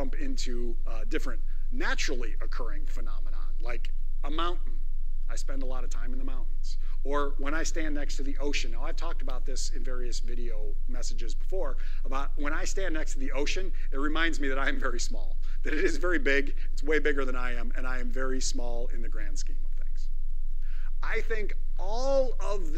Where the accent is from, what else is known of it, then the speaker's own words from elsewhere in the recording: Northwest Iowa, United States; I am a farm kid. I am a small town Iowa boy, born and raised